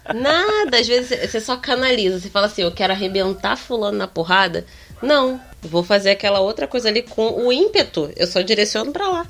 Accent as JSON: {"language": "Portuguese", "region": "Rio de Janeiro", "country": "Brazil", "accent": "carioca"}